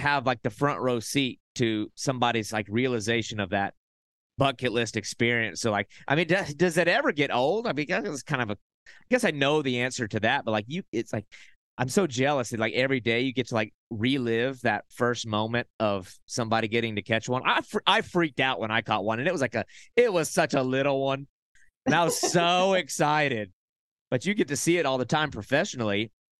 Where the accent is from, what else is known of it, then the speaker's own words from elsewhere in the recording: South Carolina, United States; born there; also born or lived in Arkansas / Oklahoma / Texas; now in Florida, United States; I'm a Florida transplant. I was born in South Carolina, lived in Arkansas, Oklahoma, Texas, all mm-hmm. over the place.